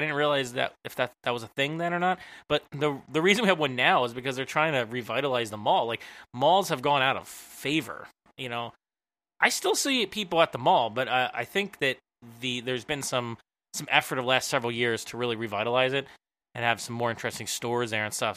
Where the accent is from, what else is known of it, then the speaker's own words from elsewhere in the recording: Philadelphia, Pennsylvania, United States; I'm from the Philly area